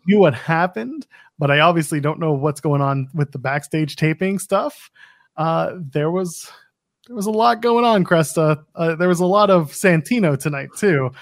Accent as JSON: {"language": "English", "country": "Canada", "said": "I'm a Canadian, but I'm not that Canadian"}